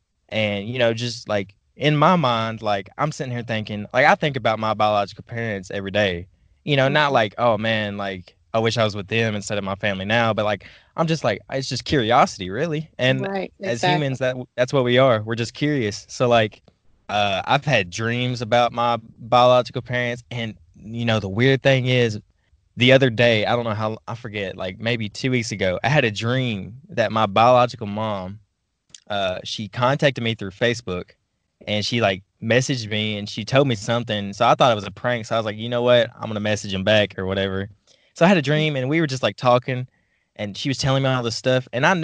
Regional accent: Ukraine; born there; So I have Russian blood, but I was born in Ukraine.

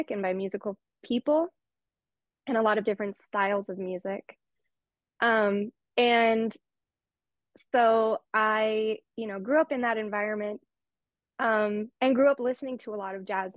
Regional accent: Los Angeles, California, United States; I grew up in LA in the San Fernando Valley, born and raised in the San Fernando Valley

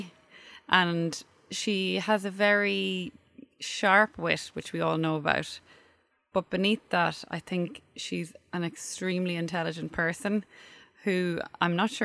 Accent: Dundalk, County Louth, Ireland; now in Dublin, Ireland; I'm from Dundalk

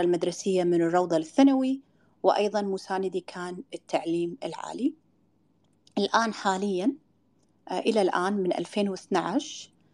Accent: Kuwait; accent: Kuwaiti; بلهجتنا بالكويتي

